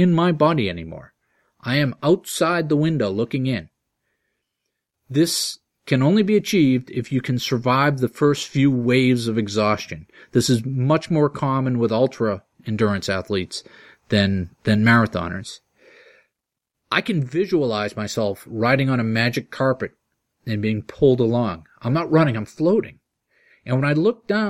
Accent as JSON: {"language": "English", "town": "Groton", "region": "Massachusetts", "country": "United States", "tie": "born or raised there", "said": "my hometown of Groton, Mass"}